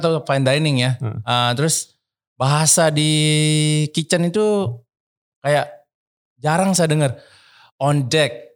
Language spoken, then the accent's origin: Indonesian; Bali, Indonesia; saya dari Bali